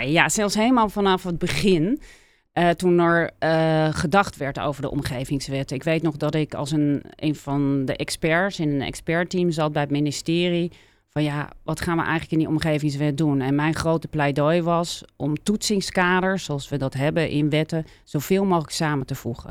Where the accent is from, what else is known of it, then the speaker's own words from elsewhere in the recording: Leiden, South Holland, Netherlands; also born or lived in Amsterdam; ik eh, ben grotendeels dus eh, opgegroeid in Leiden.